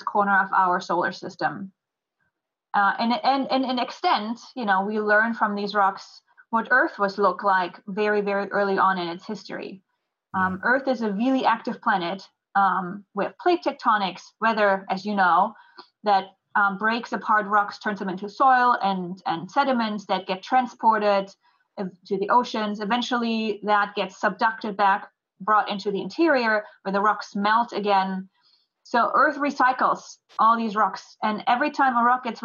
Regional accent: Germany; moved away as an adult; also born or lived in New Jersey; now in Houston, United States; I'm from Germany. So I grew up there

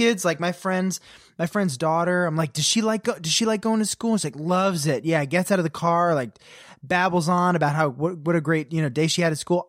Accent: Potomac, Maryland, United States; I grew up in Potomac, Maryland, very different, but living in sort of a similar.

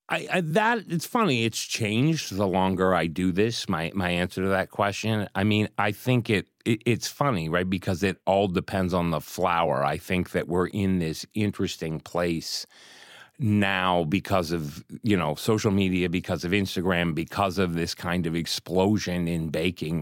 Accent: Pittsburgh, Pennsylvania, United States; moved away; I grew up in Pittsburgh

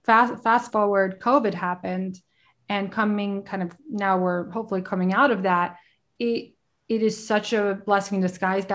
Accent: Brooklyn, New York, United States; also born or lived in Queens; having grown up in the city, I grew up in Brooklyn and in Queens and went to massive high schools and colleges.

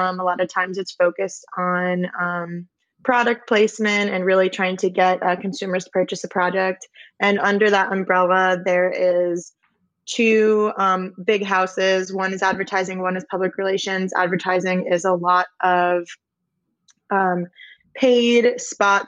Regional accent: Simsbury, Connecticut, United States; moved away as an adult; also born or lived in Alabama; I grew up in Simsbury, Connecticut

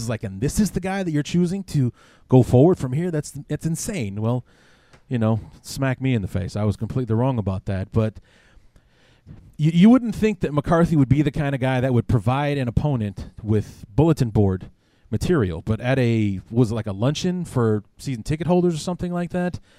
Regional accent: Chicago, Illinois, United States; now in Quad Cities, United States; being here in the Quad City area uh, about 200 miles west of my hometown of Chicago

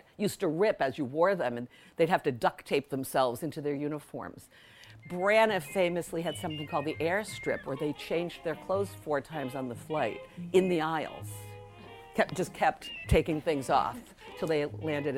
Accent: West Warwick, Rhode Island, United States; I grew up in West Warwick.

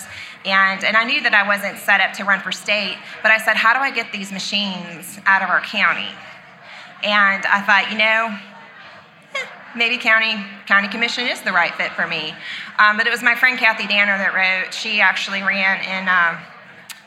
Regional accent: Missouri, United States; I'm from Missouri. It's the show me state

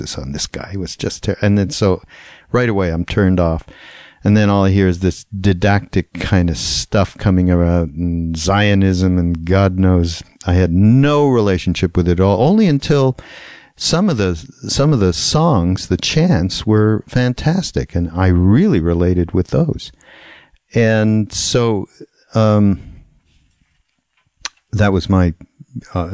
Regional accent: Montreal, Quebec, Canada; I grew up in Montreal, and I went to a parochial school, a Hebrew school

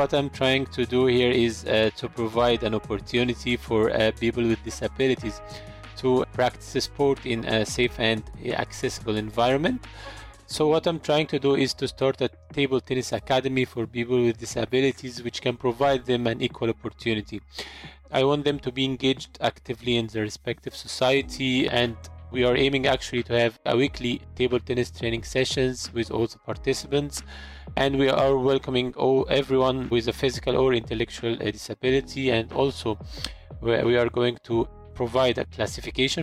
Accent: Egypt; I'm from Egypt

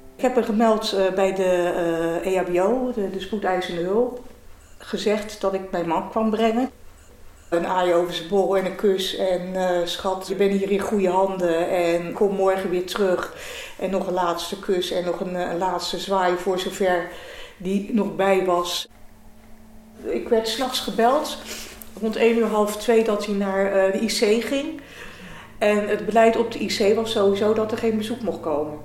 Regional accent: Delft, South Holland, Netherlands; ik ben 59 jaar, geboren en getogen in Delft.

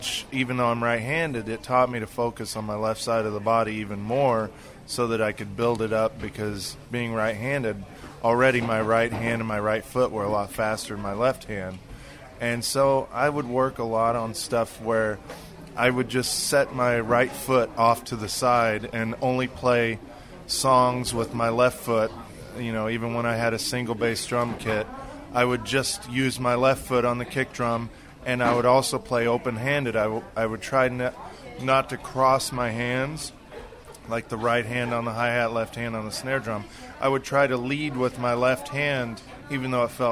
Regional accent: Kansas, United States; moved away; I was growing up in Kansas

